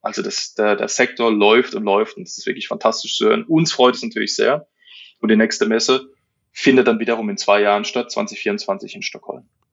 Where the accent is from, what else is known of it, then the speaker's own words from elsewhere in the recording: Germany; wir sind Deutsche